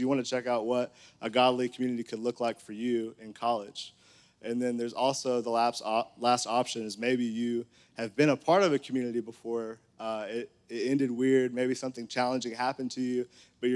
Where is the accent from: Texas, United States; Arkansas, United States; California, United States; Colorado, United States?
Arkansas, United States; Conway; I grew up in Conway